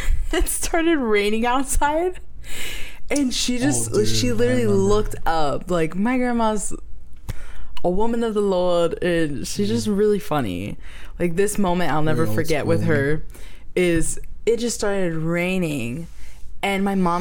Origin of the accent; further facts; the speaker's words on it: Florida, United States; We're from Florida, and I went to Disney so many times growing up